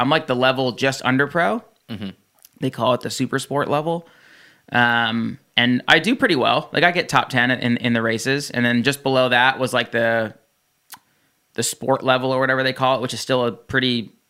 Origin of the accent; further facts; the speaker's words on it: New Jersey, United States; I grew up in New Jersey, and I went to New York City a lot, and Florida, and like the whole East Coast